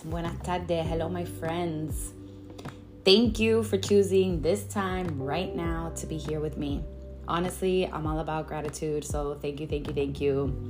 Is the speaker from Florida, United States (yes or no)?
yes; Miami, Florida, United States; 98% of my friend group grew up speaking Spanish and English. And that's because I grew up in Miami in a very Hispanic neighborhood. Shout out to Westchester.